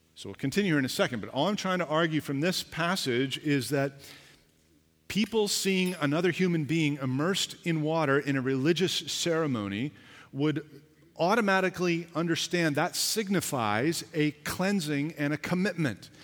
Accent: Canada; I was born here, I'm a Canadian

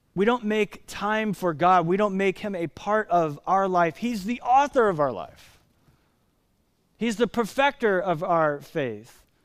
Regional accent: United States; as American Christians

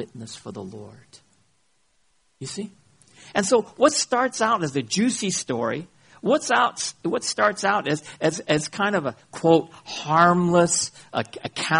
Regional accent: United States; I come from America, the scandal box of the world

